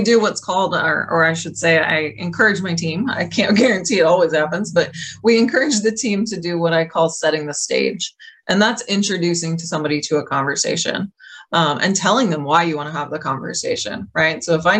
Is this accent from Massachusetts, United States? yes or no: yes; Boston, Massachusetts, United States; because we all know I'm from Boston.